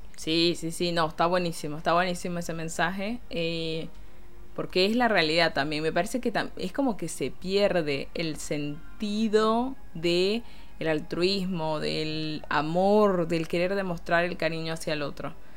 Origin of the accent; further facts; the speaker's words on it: Caracas, Capital District, Venezuela; también tiene un acento muy diferente al que tenemos en Caracas